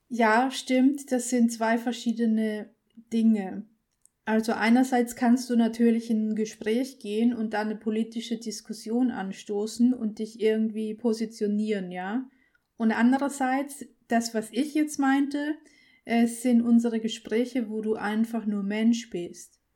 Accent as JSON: {"language": "German", "country": "Austria", "said": "Österreicherin, ist es ja hier in unserem Land"}